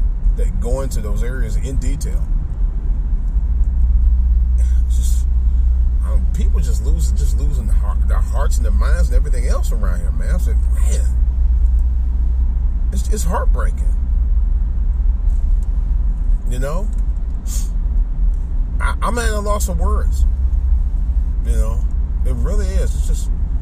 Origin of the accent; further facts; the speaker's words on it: Cleveland, Ohio, United States; moved away; I go back home in Cleveland